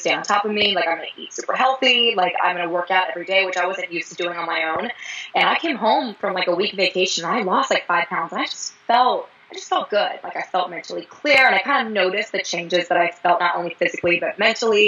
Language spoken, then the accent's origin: English; Fort Mill, South Carolina, United States; I'm actually kind of from the Charlotte area. I'm actually from Fort Mill, South Carolina.